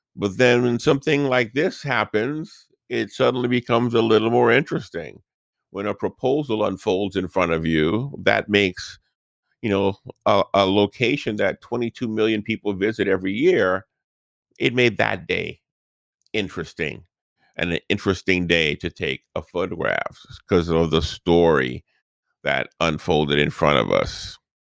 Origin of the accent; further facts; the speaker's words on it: New Orleans, Louisiana, United States; this is the house where we grew up in New Orleans